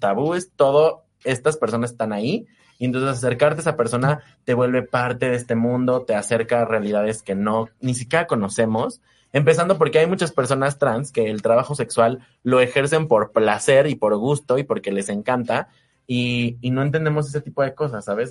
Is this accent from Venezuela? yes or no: no; Mexico